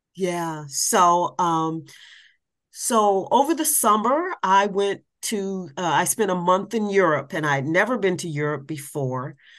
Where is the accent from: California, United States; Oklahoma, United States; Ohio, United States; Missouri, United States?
Ohio, United States; Columbus; now in Washington, D.C., United States; I'm originally from Columbus, Ohio, but I am a Washington, D.C. person by choice